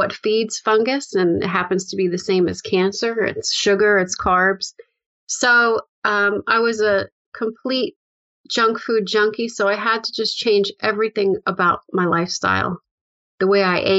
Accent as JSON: {"language": "English", "region": "upstate New York", "country": "United States", "tie": "born or raised there", "also_born_or_lived": "Bronx, New York / Manhattan, New York", "said": "I grew up in the Bronx, New York. And when I was about 6, we moved upstate into a house"}